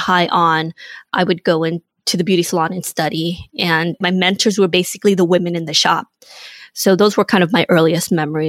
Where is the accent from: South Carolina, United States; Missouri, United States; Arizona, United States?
Arizona, United States; Surprise; And some of my earliest memories was growing up in Surprise.